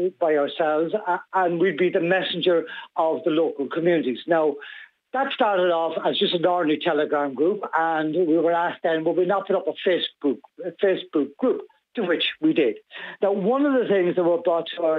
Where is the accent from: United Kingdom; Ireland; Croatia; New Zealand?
Ireland; we're Irish